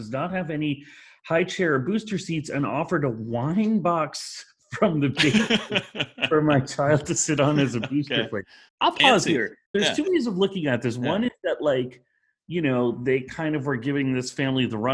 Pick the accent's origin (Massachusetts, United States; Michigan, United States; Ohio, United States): Massachusetts, United States; Needham; where I'm from? Needham, Massachusetts.